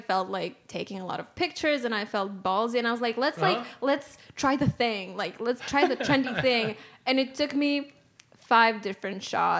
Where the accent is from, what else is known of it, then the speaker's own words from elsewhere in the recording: Serbia; now in Austin, United States; "Oh, where are you from?" Like, Serbia.